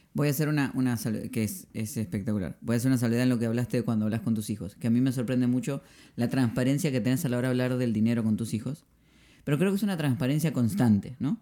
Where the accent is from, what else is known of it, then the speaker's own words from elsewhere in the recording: Argentina; soy argentino